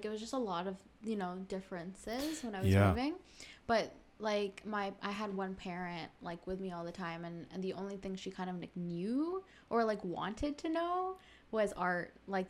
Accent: Pakistan; also born or lived in Saudi Arabia; We, like my parents are still Pakistani, and I was still Pakistani, even though I was born in Saudi Arabia.

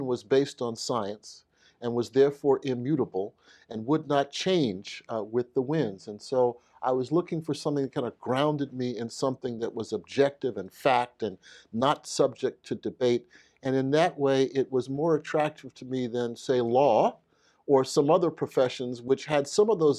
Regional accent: New York City, New York, United States; moved away as an adult; also born or lived in Jackson, Mississippi; I'm from Brooklyn, New York, Bed-Stuy, born and raised

